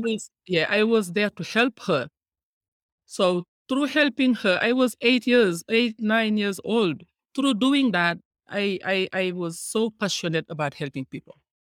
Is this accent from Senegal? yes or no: yes; Senegal; moved away as an adult; now in United States; I am from Senegal, West Africa